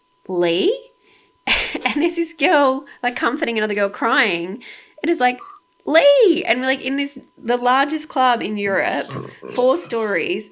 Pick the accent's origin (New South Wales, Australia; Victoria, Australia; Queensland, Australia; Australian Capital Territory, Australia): New South Wales, Australia; Sydney; also born or lived in London; I'm from Sydney